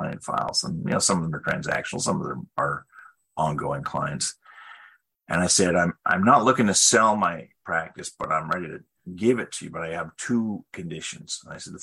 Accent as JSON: {"language": "English", "region": "British Columbia", "country": "Canada", "also_born_or_lived": "Vancouver / Ottawa / Ontario / Switzerland", "moved": "as an adult", "said": "I was actually from British Columbia"}